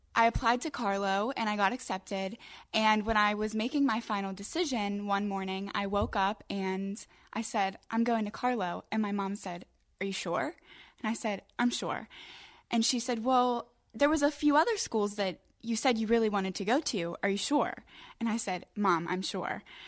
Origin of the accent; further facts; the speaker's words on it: Crafton, Pennsylvania, United States; I'm from Crafton Ingram. I graduated from Montour High School.